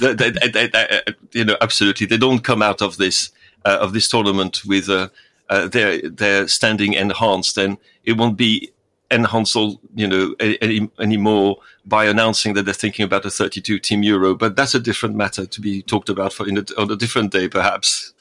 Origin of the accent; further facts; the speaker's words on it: France; moved away; my home country